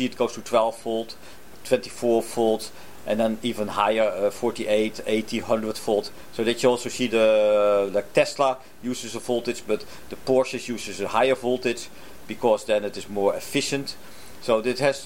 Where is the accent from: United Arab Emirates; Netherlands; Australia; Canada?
Netherlands; now in Japan; I come from the Netherlands.